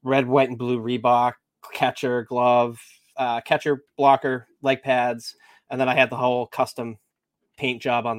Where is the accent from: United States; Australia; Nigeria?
United States; Nashua, New Hampshire; My high school mascot was the Purple Panthers from Nashua, New Hampshire